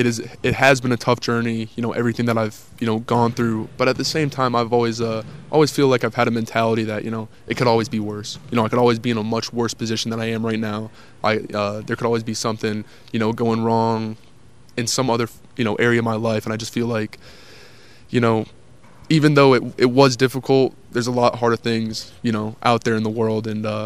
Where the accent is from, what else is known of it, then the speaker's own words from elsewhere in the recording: Spring Hill, Tennessee, United States; And then, basically for all of high school, I was basically in Spring Hill, Tennessee at Summit.